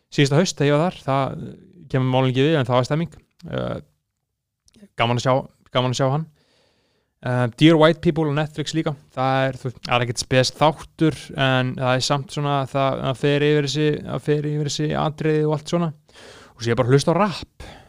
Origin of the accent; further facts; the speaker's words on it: Iceland; við sem Íslendingar